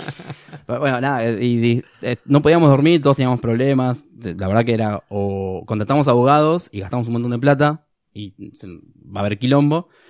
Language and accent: Spanish; Argentina; nosotros como ser argentinos